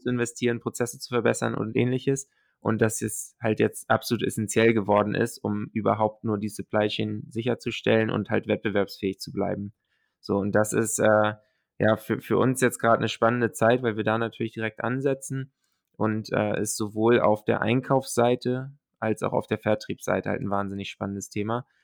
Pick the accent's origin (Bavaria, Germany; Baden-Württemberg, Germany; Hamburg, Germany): Hamburg, Germany; also born or lived in Silicon Valley, United States / North America; komme ursprünglich aus äh, der Nähe von Hamburg, bin hier aufgewachsen